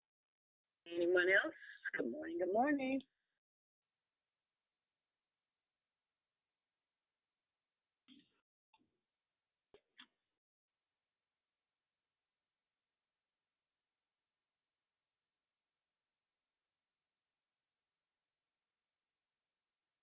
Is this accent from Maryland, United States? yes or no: no; the Bay Area, California, United States; I'm from the Bay Area, but not Richmond